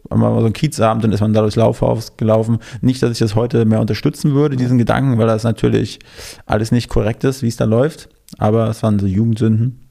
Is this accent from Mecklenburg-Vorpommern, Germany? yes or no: yes; near Schwerin, Mecklenburg-Vorpommern, Germany; now in Berlin, Germany; Aus der Nähe von Schwerin, aus Mecklenburg-Vorpommern